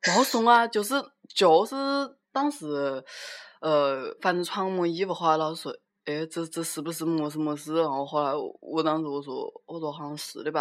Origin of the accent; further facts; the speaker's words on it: Wuhan, Hubei, China; accent: Wuhan Mandarin; 我们就是普通话拿的就是就是武汉普通话